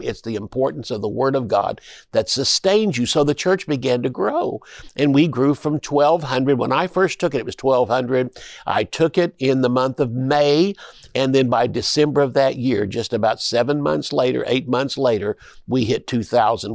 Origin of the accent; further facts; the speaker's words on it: Tulsa, Oklahoma, United States; I'm from Tulsa. I was born and raised there.